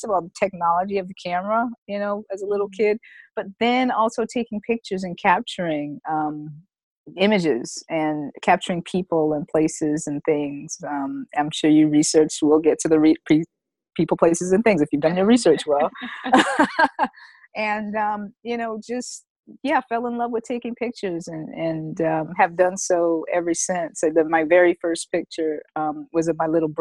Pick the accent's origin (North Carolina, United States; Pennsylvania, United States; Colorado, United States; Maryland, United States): North Carolina, United States; moved away; also born or lived in New York / Los Angeles; I grew up on a farm. I'm from North Carolina